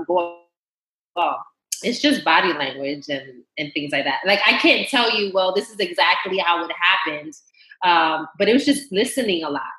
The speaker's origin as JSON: {"language": "English", "region": "New York", "country": "United States", "tie": "born or raised there", "first_language": "Spanish", "second_language": "English", "said": "I was born in New York, but I'm half Panamanian Guatemalan. So pure Latina, Spanish is my first language."}